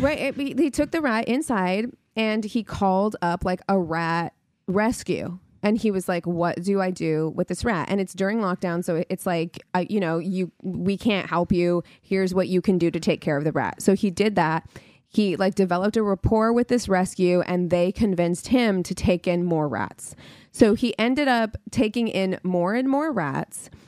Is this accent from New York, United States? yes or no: no; New Mexico, United States; I'm from New Mexico